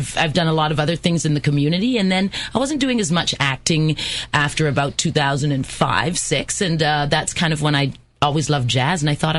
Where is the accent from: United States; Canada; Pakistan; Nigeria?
Canada; Vancouver, British Columbia; moved away as an adult; also born or lived in England / Paris, France; now in Niagara, Canada; I was born in England. I'm half Jamaican, lived in Vancouver, where my family still is, for 13 years. And then when I was 18, I went to Paris, France, and I stayed there for 13 years.